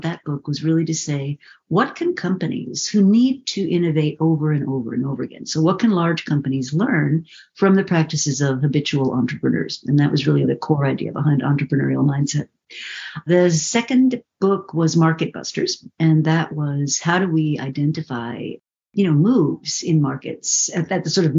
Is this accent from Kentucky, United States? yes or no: no; New Haven, Connecticut, United States; moved away; I was born in New Haven, Connecticut, and both of my parents at that time were on the faculty of the Yale Medical School